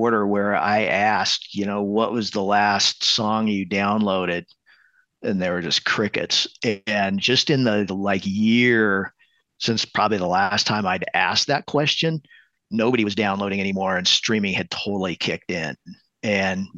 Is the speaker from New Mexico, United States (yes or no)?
yes; New Mexico, United States; moved away as an adult; also born or lived in Los Angeles, California; now in Denver, United States; I grew up in New Mexico and, you know, my parents had horses and cattle and llamas and stuff like that.